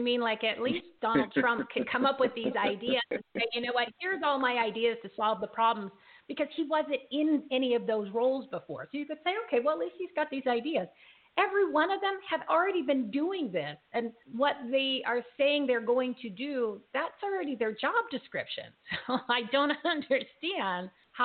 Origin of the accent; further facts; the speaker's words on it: United States; we, as the American people